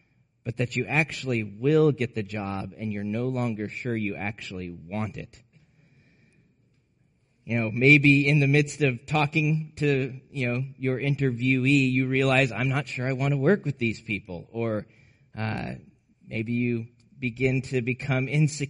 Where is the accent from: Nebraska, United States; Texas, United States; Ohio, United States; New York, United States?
Nebraska, United States; Aurora; the small town I grew up in Nebraska